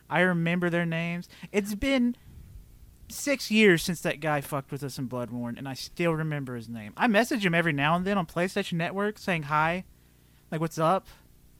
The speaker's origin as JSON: {"language": "English", "country": "United States", "said": "we're American"}